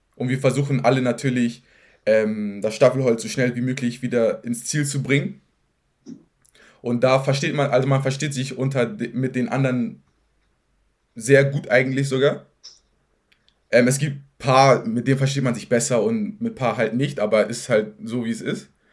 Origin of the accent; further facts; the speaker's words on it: Hamburg, Germany; ich bin in Farmsen-Berne groß geworden